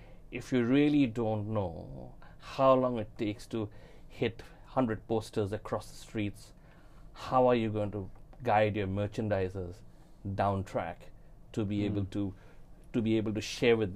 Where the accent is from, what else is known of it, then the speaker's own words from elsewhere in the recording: India; moved away as an adult; also born or lived in Fiji; now in New Zealand; I was born and brought up in India